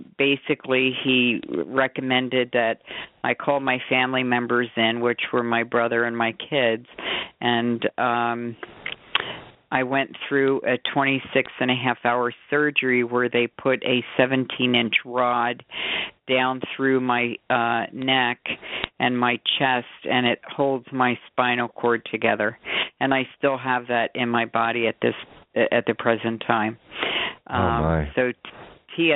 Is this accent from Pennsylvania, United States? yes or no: yes; Bucks County, Pennsylvania, United States; now in Scottsdale, United States; I'm from Scottsdale, originally from Pennsylvania, Bucks County